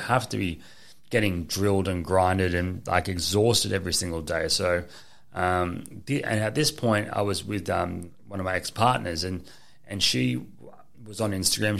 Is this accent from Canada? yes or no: no; Gold Coast, Queensland, Australia; I was born here on the Gold Coast. I went to school here